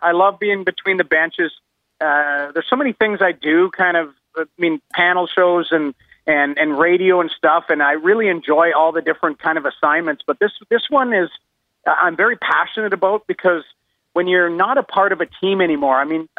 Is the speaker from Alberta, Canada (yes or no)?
yes; Edmonton, Alberta, Canada; Well, I grew up in Edmonton.